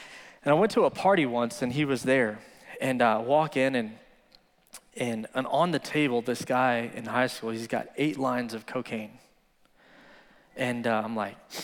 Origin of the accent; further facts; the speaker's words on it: Midland, Texas, United States; I was born and raised here in Midland, Texas